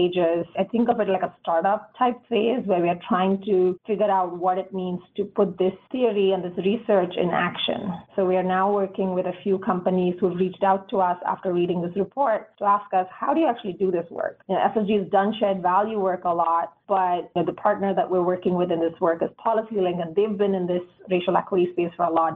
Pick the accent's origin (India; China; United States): India; growing up in India